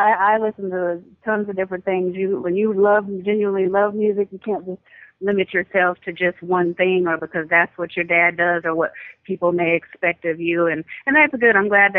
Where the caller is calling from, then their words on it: Houston, Texas, United States; from Houston, Texas.